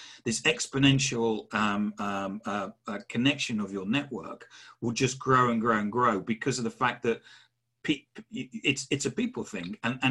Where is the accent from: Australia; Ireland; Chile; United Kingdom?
United Kingdom; England; I'm English